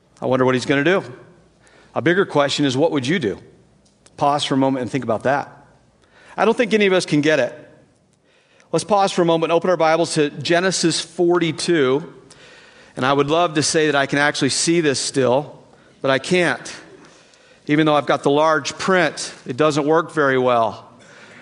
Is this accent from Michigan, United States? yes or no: no; East Tennessee, United States; I grew up in East Tennessee, so what is very likely is I will use the wrong words